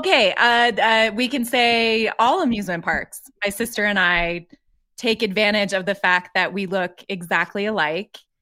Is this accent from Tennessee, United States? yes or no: no; Colorado, United States; I grew up in Colorado